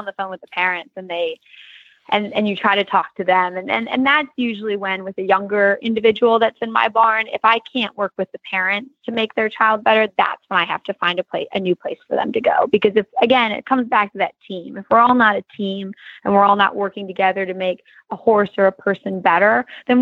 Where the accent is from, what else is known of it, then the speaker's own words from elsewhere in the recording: Michigan, United States; moved away; the same barn I grew up riding at in Michigan